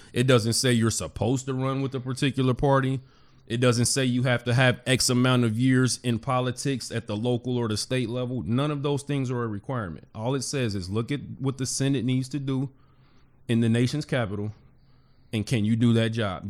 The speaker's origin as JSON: {"language": "English", "town": "Cincinnati", "region": "Ohio", "country": "United States", "tie": "born or raised there", "said": "born and raised in Cincinnati"}